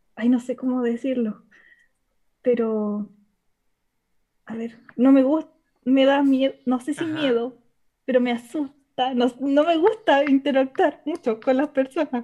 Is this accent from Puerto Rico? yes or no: no; Chile; accent: chileno; Soy de Chile